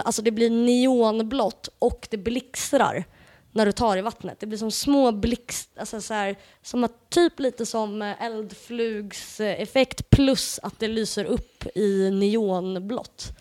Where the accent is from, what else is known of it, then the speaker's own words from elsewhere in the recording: Portugal; jag är ju portugis